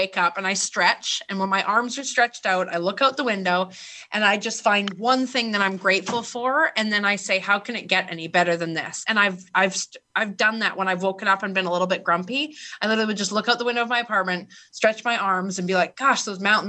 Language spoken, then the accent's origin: English; Vancouver, British Columbia, Canada; I was born in Vancouver, Canada, like one of the most beautiful places on earth, where I have healthcare